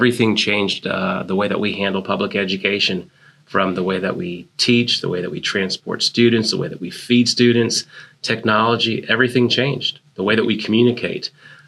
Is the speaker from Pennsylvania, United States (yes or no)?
no; Hawaii, United States; And that's where I ended up graduating high school. So as you can imagine, growing up in Hawaii, that was a hard time.